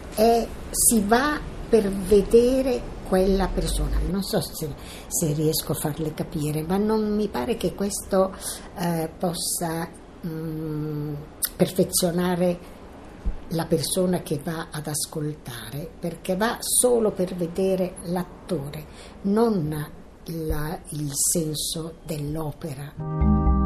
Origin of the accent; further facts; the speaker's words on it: Milan, Lombardy, Italy; sono nata a Milano il quindici due millenovecentoventinove